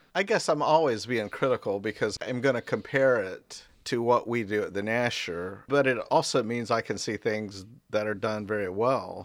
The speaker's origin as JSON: {"language": "English", "town": "Raleigh", "region": "North Carolina", "country": "United States", "tie": "born or raised there", "also_born_or_lived": "Statesville, North Carolina", "said": "I was born in Statesville, North Carolina, and my family moved to Raleigh probably before I was two. And so I lived in Raleigh until going to Carolina in 75."}